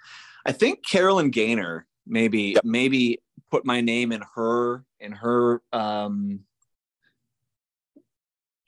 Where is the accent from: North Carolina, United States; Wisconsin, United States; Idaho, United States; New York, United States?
Wisconsin, United States; also born or lived in New Hampshire / Texas; I was born in Wisconsin. Moved around quite a bit. My dad worked for a paper company, and so we moved up to northern Wisconsin, out to New Hampshire, back to Wisconsin, and then I went to Texas.